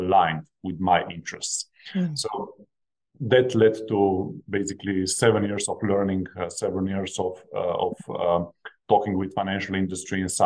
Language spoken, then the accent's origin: English; Slovenia; I come from Slovenia. This is a small country of only 2 million population. When I was growing up, my parents were blue-collar workers